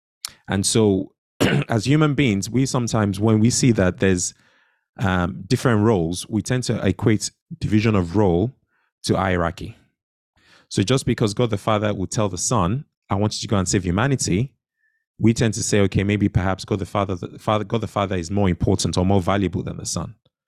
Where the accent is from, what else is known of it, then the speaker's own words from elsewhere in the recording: Nigeria; when I was growing up in Nigeria as a child